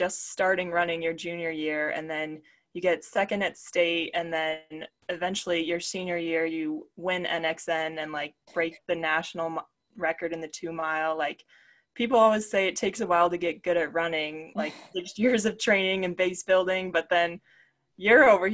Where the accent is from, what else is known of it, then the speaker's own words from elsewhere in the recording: Colorado, United States; we're both from Colorado, so that's really how we first met each other, I guess, in high school